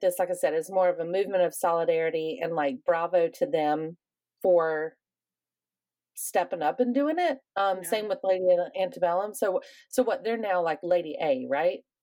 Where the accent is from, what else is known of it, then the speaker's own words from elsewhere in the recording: the South, United States; I also am somebody from the South